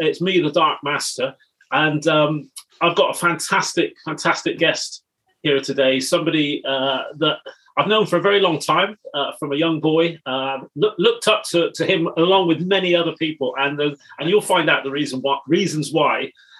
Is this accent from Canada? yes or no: no; Bristol, South West England, United Kingdom; Growing up in Bristol, we went to the same secondary school, albeit you're a little bit older than me. Yeah. Our families, we're first generation Jamaica in Bristol.